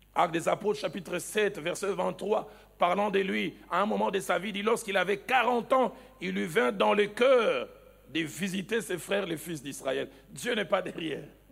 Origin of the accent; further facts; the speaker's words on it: the East, eastern DR Congo, DR Congo; also born or lived in Kinshasa; chez nous, à l'Est